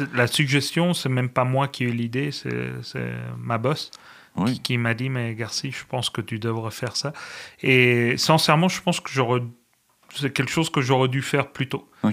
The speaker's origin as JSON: {"language": "French", "country": "Spain", "moved": "yes", "lives_now": "Canada", "said": "Je suis espagnol"}